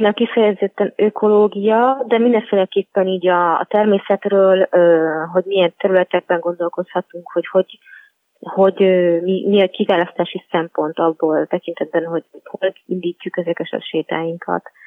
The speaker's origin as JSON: {"language": "Hungarian", "region": "Budapest", "country": "Hungary", "tie": "born or raised there", "also_born_or_lived": "Pilis", "said": "egy budapesti városi lány vagyok, panelhátban nőttem fel"}